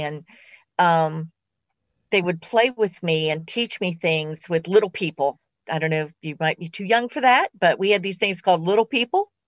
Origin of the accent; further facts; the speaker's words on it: West Virginia, United States; I was born in West Virginia